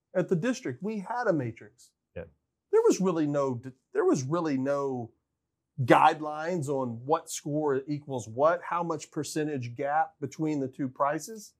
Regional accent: United States; felt so much pride in being an American

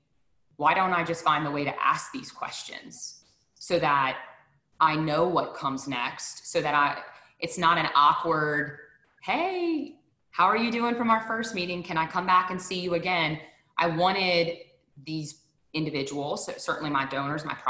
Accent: Deep South, United States; I'm from the Deep South.

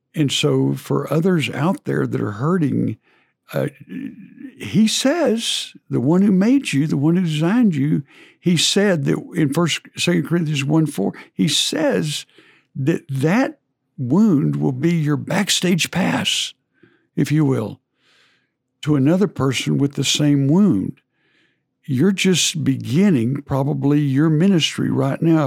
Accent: College Station, Texas, United States; in my high school I grew up in in College Station

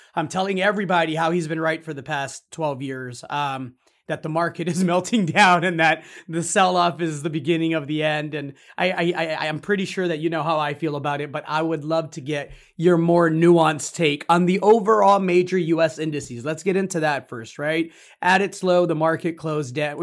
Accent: Zacatecas, Mexico; now in Austin, United States; my home state of Zacatecas, where my parents are, are, are where we're all from

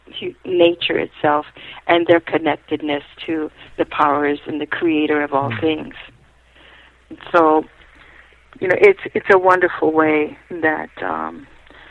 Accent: Hawaii, United States; I was raised in a family that my parents felt that being Hawaiian was not going to be the best thing for me

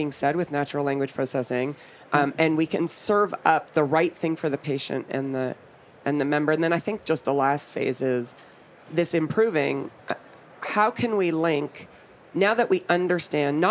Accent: Canada; I'm Canadian

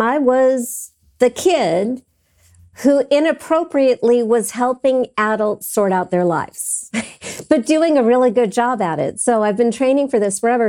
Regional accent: Los Angeles, California, United States; I was living across the street from Gardner Street School, public elementary school that Michael Jackson went to.

